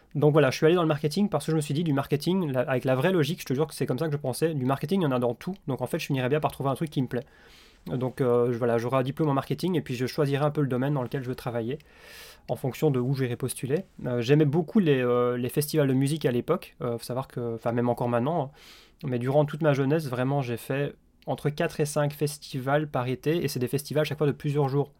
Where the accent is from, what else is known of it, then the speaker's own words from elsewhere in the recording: Belgium; also born or lived in Liège / Australia; je suis belge.